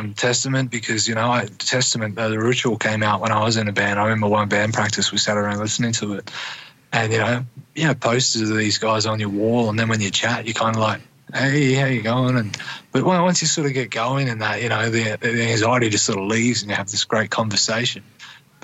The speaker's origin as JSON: {"language": "English", "town": "Gladstone", "region": "Queensland", "country": "Australia", "tie": "born or raised there", "also_born_or_lived": "Bundaberg, Australia", "said": "I did high school in Gladstone"}